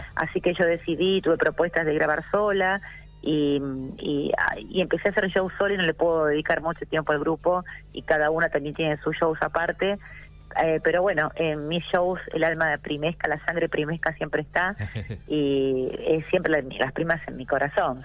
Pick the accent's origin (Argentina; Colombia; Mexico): Argentina; Buenos Aires; yo nací en Caballito